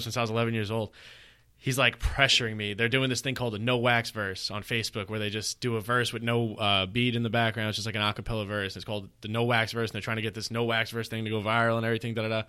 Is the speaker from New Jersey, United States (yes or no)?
no; New York City, New York, United States; now in Long Island, United States; I grew up in Brooklyn. Yeah, you know what I mean. I lived there till I was seventeen